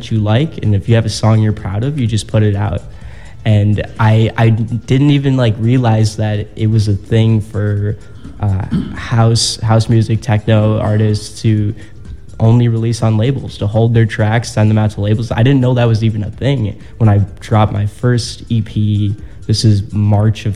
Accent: Barrington, Illinois, United States; So I'm from the northwest suburb of Chicago. So I'm from Barrington.

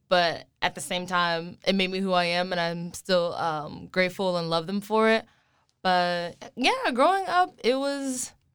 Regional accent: Plano, Texas, United States; I grew up in Plano, Texas, which is outside of Dallas

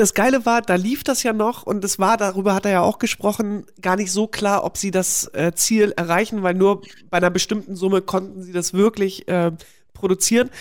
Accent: GDR, East Germany, Germany; moved away; durch meine Kindheit in der DDR

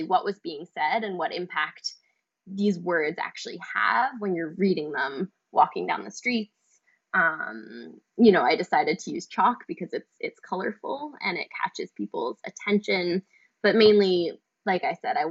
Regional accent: New York City, New York, United States; growing up in New York City since I was a teenager

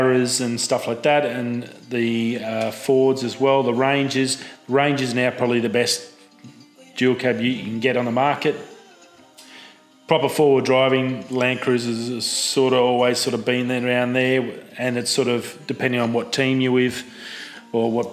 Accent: Australia; as an Aussie

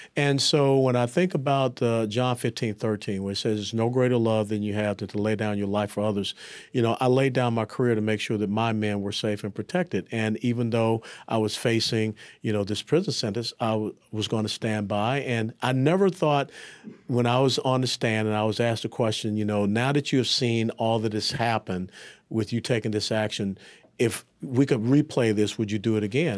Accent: Atlanta, Georgia, United States; also born or lived in Tennessee; I was born and raised in Atlanta, Georgia

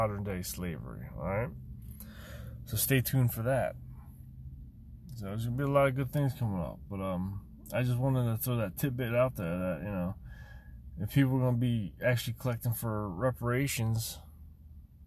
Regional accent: outside Philadelphia, Pennsylvania, United States; I'm from Pennsylvania, right outside of Philadelphia, about, you know, 45 minutes or so

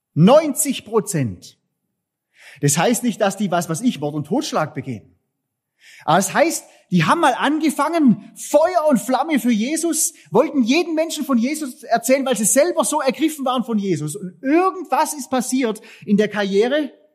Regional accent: Southern Germany, Germany; wir als Süddeutsche

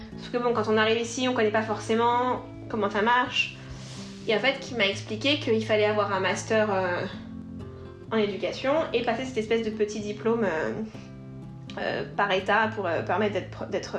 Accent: Normandy, France; moved away as an adult; now in Boston, United States; je suis franco-italienne. Je viens de Normandie, dans le nord de la France

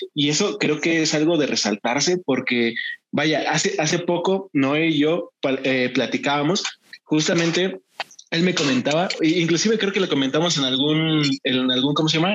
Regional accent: Acambay, State of Mexico, Mexico; yo también aquí soy de Endeje

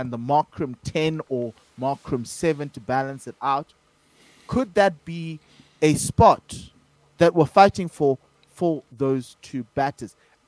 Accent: South Africa; as a South African fan, and all the South African fans are there, they're happy with the win.

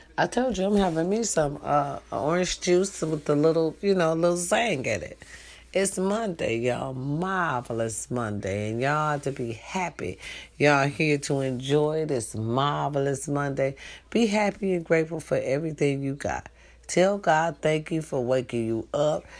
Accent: Wisconsin, United States; now in California, United States; Wisconsin. Babe, I was born out there

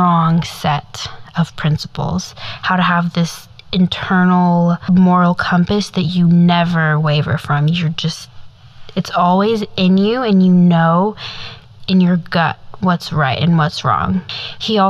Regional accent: Midwest, United States; growing up in the Midwest of the United States

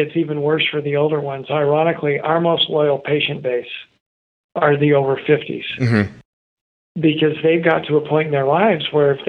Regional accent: Idaho, United States; In fact, I got a note that I grew up in Idaho.

